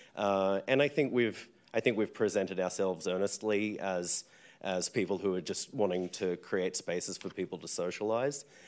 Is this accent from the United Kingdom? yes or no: no; Australia; moved away as an adult; now in San Francisco, United States; I'm from Australia. I've called San Francisco home since two thousand seven